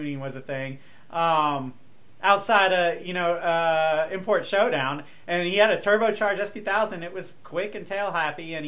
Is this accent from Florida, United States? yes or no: yes; Jacksonville, Florida, United States; I grew up in Jacksonville